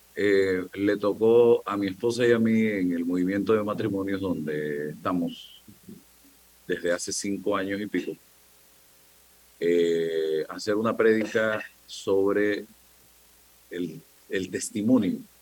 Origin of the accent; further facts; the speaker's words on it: the interior of the Republic, Panama; moved away; yo que vengo del interior de la República